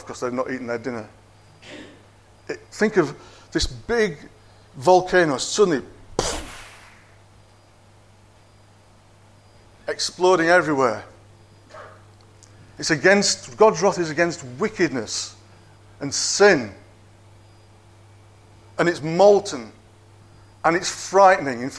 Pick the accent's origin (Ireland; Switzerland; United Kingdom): United Kingdom; Yorkshire and the Humber; now in Cockermouth, United Kingdom; I was born in Yorkshire, and I'm a proud Yorkshireman